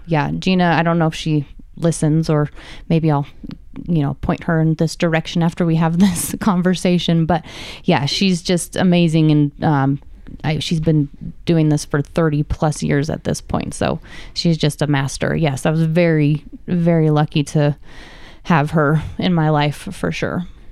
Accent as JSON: {"language": "English", "town": "Reno", "region": "Nevada", "country": "United States", "tie": "born or raised there", "said": "I've been born and raised in Reno"}